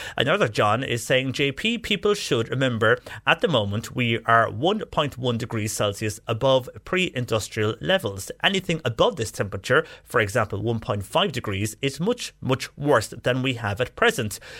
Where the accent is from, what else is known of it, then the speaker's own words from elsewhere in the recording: West Cork, Munster, Ireland; moved away as an adult; I'm from West Cork